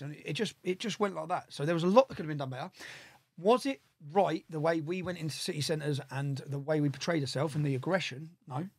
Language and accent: English; Luton, East of England, United Kingdom; I'm from Luton